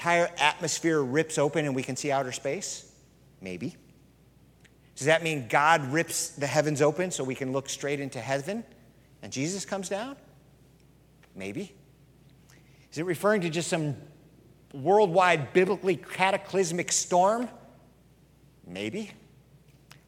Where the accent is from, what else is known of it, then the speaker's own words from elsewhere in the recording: California, United States; moved away; I'm from California